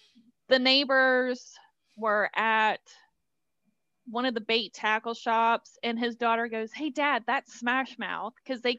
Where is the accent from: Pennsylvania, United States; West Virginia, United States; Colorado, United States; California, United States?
West Virginia, United States; accent: West Virginian; he made fun of my West Virginian accent. I was 12 years old.